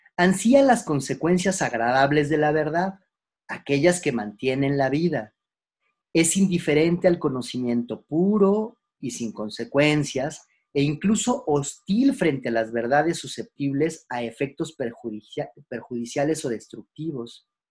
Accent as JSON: {"language": "Spanish", "country": "Mexico", "said": "Nosotros como mexicanos, de dónde venimos"}